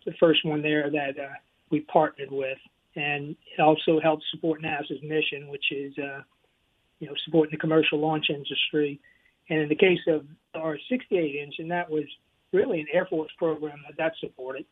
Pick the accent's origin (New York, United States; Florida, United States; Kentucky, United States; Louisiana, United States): Louisiana, United States; I'm from originally from Louisiana